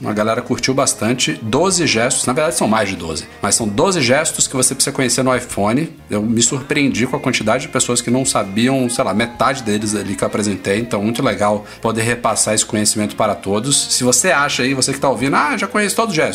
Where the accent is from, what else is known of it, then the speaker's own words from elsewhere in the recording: Brasília, Federal District, Brazil; Eu sou de Brasília, aqui da.